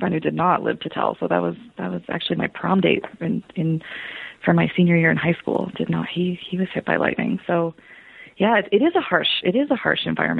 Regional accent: Casper, Wyoming, United States; also born or lived in Singapore / Laramie, Wyoming; I grew up in Casper, so right in the middle of the state. And now I'm in Laramie. Casper, it's a strange little town.

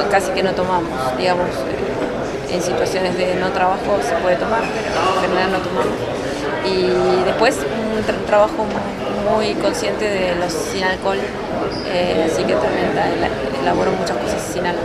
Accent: northern Patagonia, Argentina; yo soy un poco patagónica del norte, si se quiere, norte andino

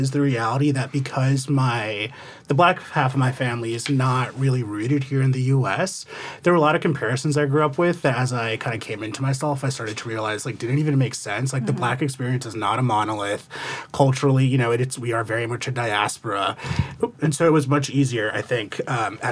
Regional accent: New Jersey, United States; I'm from New Jersey

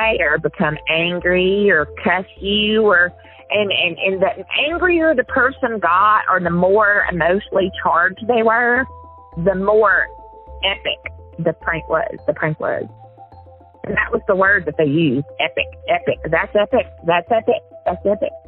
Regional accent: Alabama, United States; now in Tennessee, United States; I grew up in Alabama. I moved to Tennessee

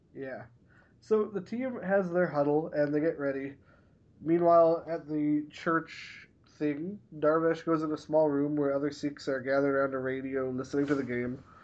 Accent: Canada; I'm Canadian

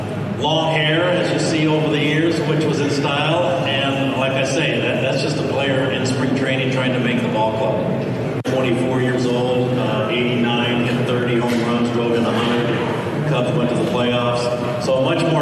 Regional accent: Spokane, Washington, United States; Growing up in Spokane, Washington, didn't go to any major league games.

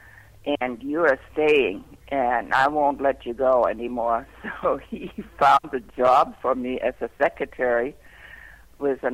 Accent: Germany; moved away as an adult; also born or lived in England; I'm German

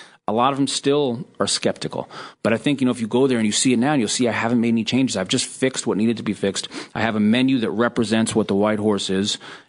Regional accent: New York, United States; a New Yorker.

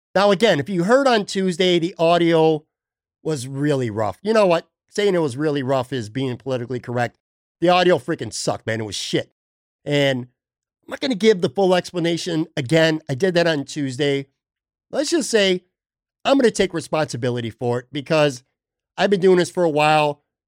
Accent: Buffalo, New York, United States; moved away as an adult; now in Florida, United States; I'm born and raised in Buffalo, spent my most, most of my life there

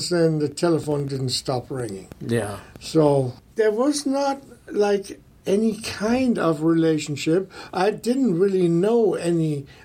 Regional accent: Germany; English is a second language; moved away as an adult; now in United States; I was pretty green when I came over from Germany. I I came over the first time in '79, invited by Don Dokken

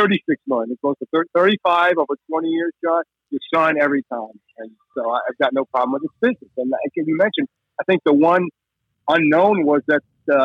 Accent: New Jersey, United States; I'm from New Jersey

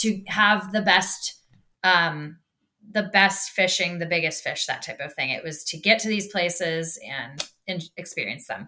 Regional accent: Minnesota, United States; I'm from Minnesota.

